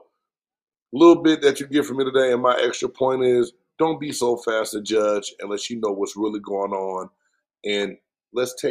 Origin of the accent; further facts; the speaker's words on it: the South, United States; growing up in the South